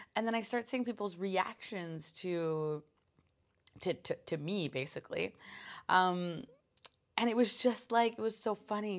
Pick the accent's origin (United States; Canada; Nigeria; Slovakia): Canada; being a Canadian